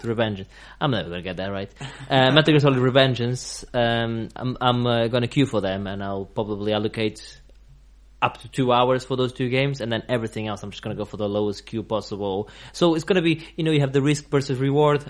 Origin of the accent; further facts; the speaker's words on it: Portugal; now in England; I'm I'm from from Portugal